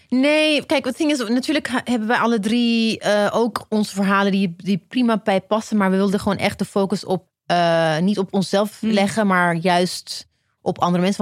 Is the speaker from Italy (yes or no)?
no; Ethiopia; now in Netherlands; ik ben in Ethiopië geboren, maar ik ben naar Nederland gekomen.